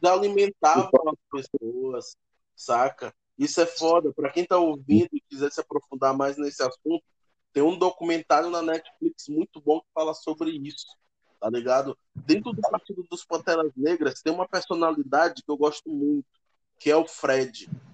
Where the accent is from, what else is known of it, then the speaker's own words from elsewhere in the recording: Maranhão, Brazil; eu cresci na favela, eu cresci aqui em São Francisco.